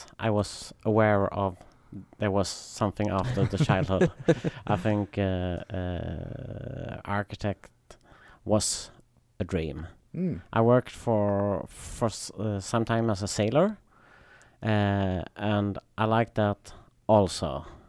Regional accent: Tomelilla, Skåne, Sweden; I'm from Sweden, yes. South part of Sweden.

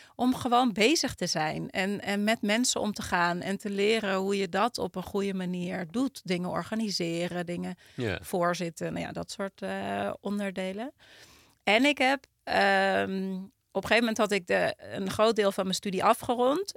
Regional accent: Utrecht, Netherlands; ik kom uit Utrecht

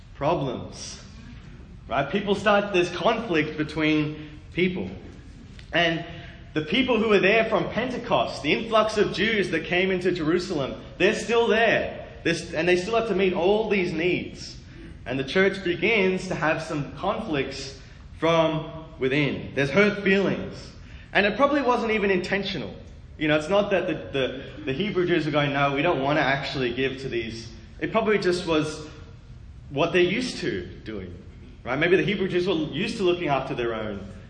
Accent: Australia; moved away; also born or lived in Sydney, Australia / Melbourne, Australia; I was born in Sydney, Australia, which is there on the southeast kind of coast.

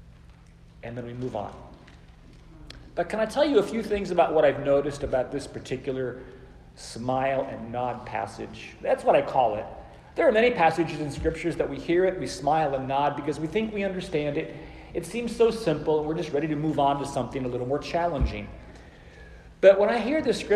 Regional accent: Phoenix, Arizona, United States; moved away as an adult; also born or lived in Oklahoma City; I came home from Oklahoma Christian to my ancestral home in Phoenix, Arizona

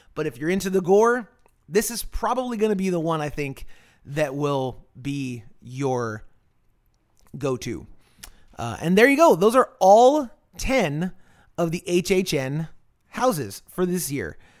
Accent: Florida, United States; when I was a kid in the 90s, growing up in Florida, I'm of Cuban heritage.

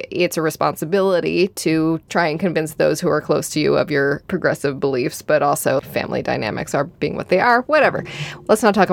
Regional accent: Midwest, United States; But like I said, I'm from the Midwest where we are passive aggressive and polite, so we talk about other things and pass each other the peas

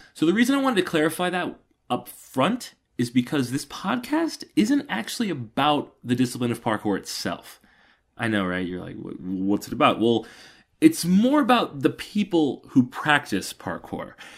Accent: Atlanta, Georgia, United States; I'm from Atlanta, Georgia, or a little north of Atlanta, Georgia.

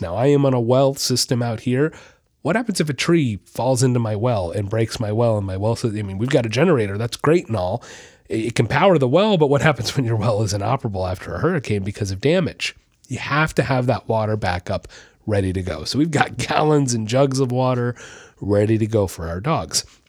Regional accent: Orlando, Florida, United States; I'm, I'm from Orlando. I lived there for years

